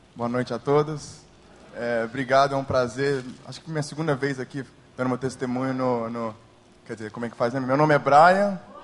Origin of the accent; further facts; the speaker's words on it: New Jersey, United States; moved away as an adult; now in Brazil; eu não nasci no Brasil, nem fui criado aqui. Eu fui nasci, nasci nos Estados Unidos, no estado de Nova Jersey, e fiz ensino fundamental, ensino médio, até alguns semestres de faculdade nos Estados Unidos